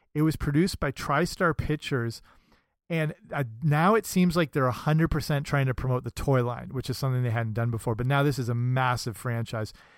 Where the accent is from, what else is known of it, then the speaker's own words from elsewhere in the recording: Canada; I'm Canadian, so that makes me very proud of my homeland